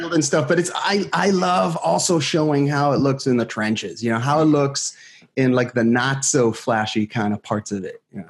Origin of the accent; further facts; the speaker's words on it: Israel; moved away as an adult; now in San Francisco Bay Area, United States; I was born and raised in Israel